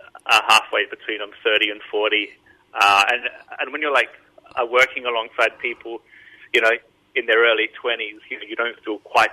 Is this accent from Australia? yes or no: yes; Adelaide, South Australia, Australia; accent: Adelaide; No one ever guesses that I'm from Australia, but people sometimes think that I sound English. So I'm not sure where that comes from. Maybe it's the Adelaide thing.